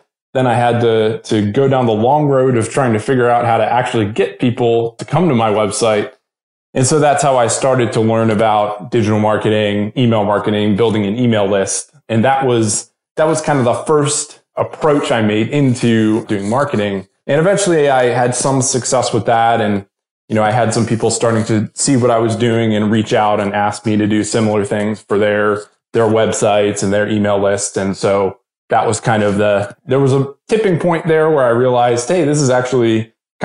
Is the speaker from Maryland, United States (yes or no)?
yes; just outside of Baltimore, Maryland, United States; moved away as an adult; now in Nashville, United States; both me and my wife are originally from Maryland. And so I grew up there just outside of Baltimore